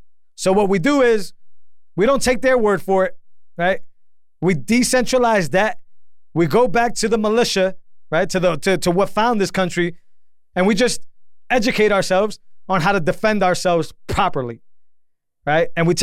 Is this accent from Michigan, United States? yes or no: no; Massachusetts, United States; I grew up in Massachusetts. I've always never even thought about owning a gun. Why? And I grew up in the projects, right?